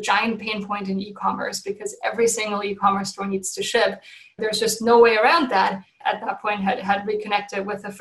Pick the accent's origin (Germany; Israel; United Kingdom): Germany; moved away as an adult; now in San Francisco, United States; I'm originally from Germany.